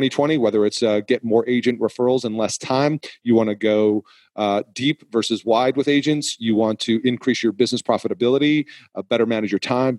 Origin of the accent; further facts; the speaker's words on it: New England, United States; I am from New England